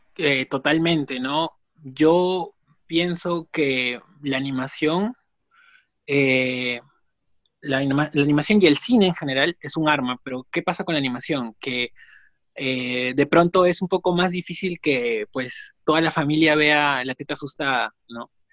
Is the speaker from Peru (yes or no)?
yes; Piura, Peru; moved away; Yo también soy de regiones, soy, soy de Piura, ¿no? Y tuve que venir acá